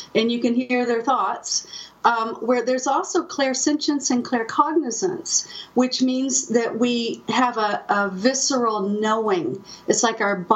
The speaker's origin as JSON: {"language": "English", "town": "Austin", "region": "Texas", "country": "United States", "tie": "born or raised there", "said": "I was a lonely, only child growing up outside Austin, Texas, overlooking Lake Travis."}